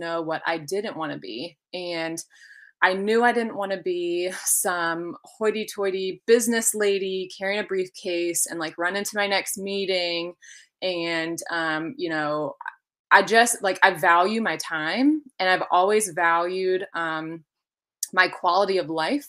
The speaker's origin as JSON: {"language": "English", "town": "Hummelstown", "region": "Pennsylvania", "country": "United States", "tie": "born or raised there", "also_born_or_lived": "Albany, New York", "moved": "as an adult", "lives_now": "North Carolina, United States", "said": "So I was born and raised in Hummelstown, Pennsylvania."}